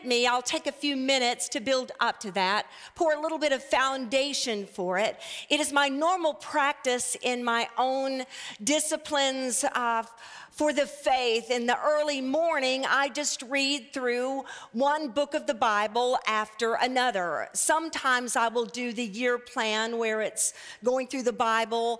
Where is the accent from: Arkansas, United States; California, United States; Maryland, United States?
Arkansas, United States; Arkadelphia; moved away; also born or lived in Houston, Texas; I was raised in First Baptist Church of Arkadelphia, Arkansas